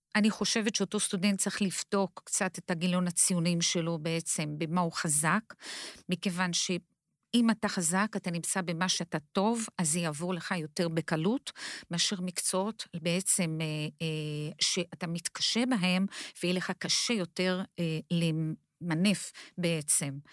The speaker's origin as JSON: {"language": "Hebrew", "country": "Brazil", "second_language": "Hebrew", "moved": "as an adult", "lives_now": "Israel", "said": "אני עליתי לארץ, לארץ מברזיל. וכשאני הגעתי לארץ, לא, לארץ, אני בעצם עברתי אה, קשיי אה, שפה"}